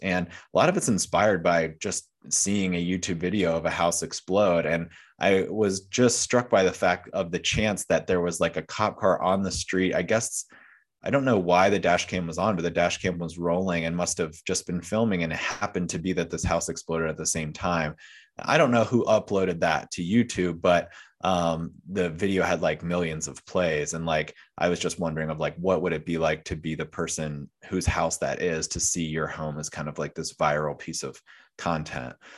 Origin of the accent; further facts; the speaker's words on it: York County, southern Pennsylvania, United States; I grew up in York County, so not quite Gettysburg